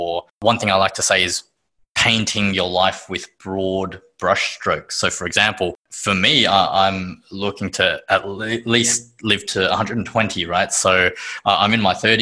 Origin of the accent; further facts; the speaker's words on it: Sydney, New South Wales, Australia; born in Sydney, Australia.